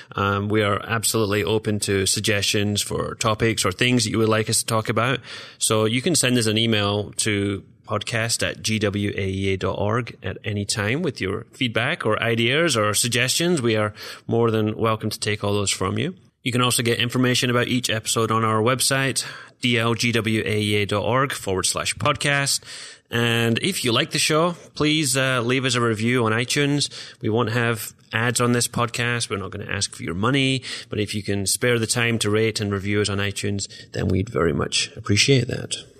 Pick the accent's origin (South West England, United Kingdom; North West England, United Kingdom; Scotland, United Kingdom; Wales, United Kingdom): Scotland, United Kingdom; Glasgow; moved away as an adult; now in Iowa, United States; I am originally from Glasgow, Scotland